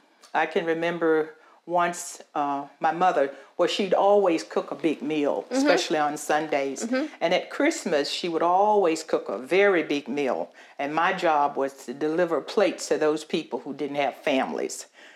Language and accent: English; Halifax County, Virginia, United States; I am a lifelong resident of this county. I grew up here in Halifax County on a little farm down in Wolf Trap, Virginia. I don't know if you know where that is or not, but it's not too far from where I live now, about a mile.